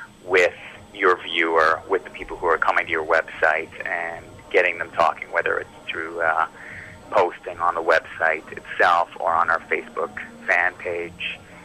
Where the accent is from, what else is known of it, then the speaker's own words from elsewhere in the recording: Vancouver, British Columbia, Canada; We have a lot of Canadian fans, obviously, being that we're from Vancouver